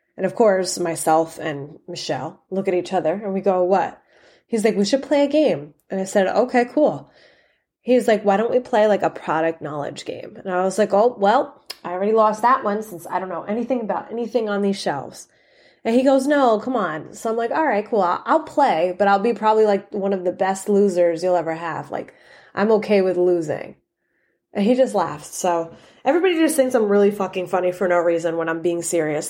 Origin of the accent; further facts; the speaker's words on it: New York City, New York, United States; moved away; I came from New York